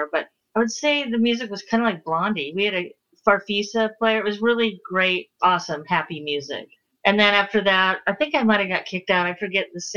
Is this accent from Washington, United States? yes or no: yes; Seattle, Washington, United States; born or raised there